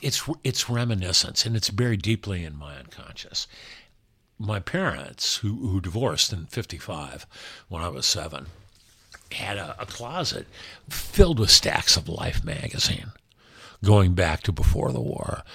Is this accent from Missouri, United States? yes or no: no; Los Angeles, California, United States; L A, my hometown, America, my country